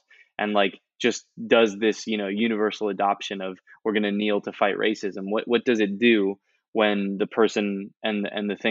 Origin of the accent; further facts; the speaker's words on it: United States; I am an American